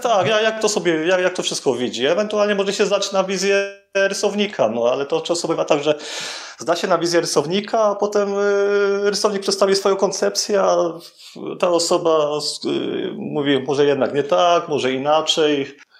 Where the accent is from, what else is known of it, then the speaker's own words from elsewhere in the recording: Bielsko-Biała, Silesian Voivodeship, Poland; now in Tarnów, Poland; pochodzę z Bielska Białej, ogólnie mieszkam w Tarnowie